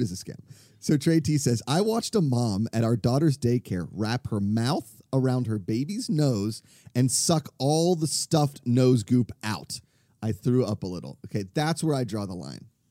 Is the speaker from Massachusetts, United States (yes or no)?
no; Pittsburgh, Pennsylvania, United States; accent: Pittsburgh; moved away; my Pittsburgh accent